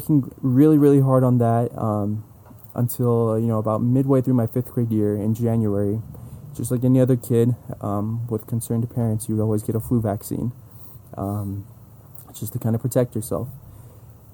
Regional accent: San Jose, California, United States; also born or lived in Los Angeles; born and raised in San Jose, California.

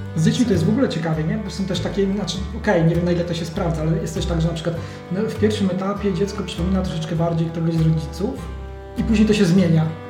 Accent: Poland; my jesteśmy z Polski

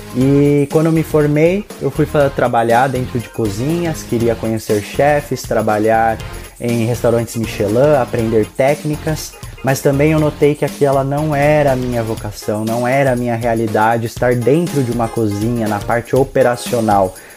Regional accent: interior of São Paulo, Brazil; moved away as an adult; Eu sou do interior de São Paulo

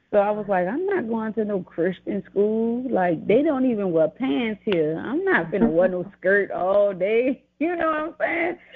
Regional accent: New Orleans, Louisiana, United States; also born or lived in Laurel, Mississippi; I'm from Laurel, Mississippi, raised in New Orleans, Louisiana

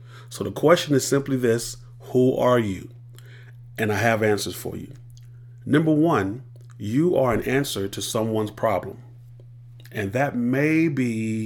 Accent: Columbia, South Carolina, United States; born and raised in Columbia, South Carolina

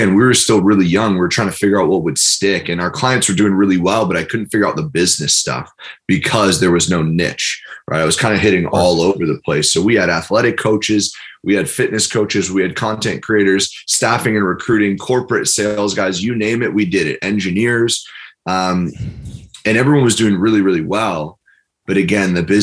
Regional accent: New York, United States; I'm from New York

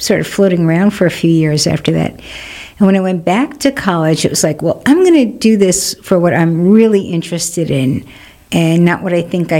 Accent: New York City, New York, United States; also born or lived in Burlington, Vermont / Manhattan, New York; I grew up in Queens.

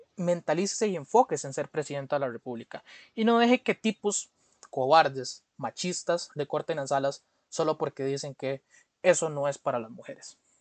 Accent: Costa Rica; como costarricense

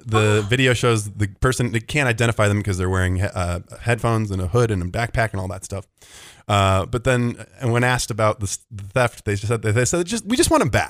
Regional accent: Oregon, United States; I'm from Oregon.

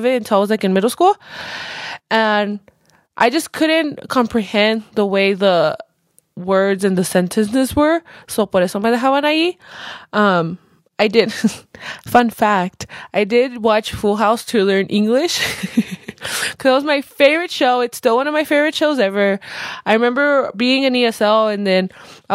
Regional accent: Colorado, United States; I was born here, like I've mentioned before. I was born in Colorado. I literally lived my all 25 years of life here

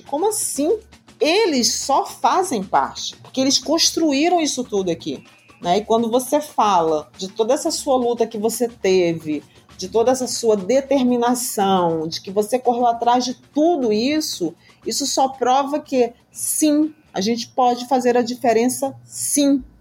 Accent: Brazil; enquanto brasileira

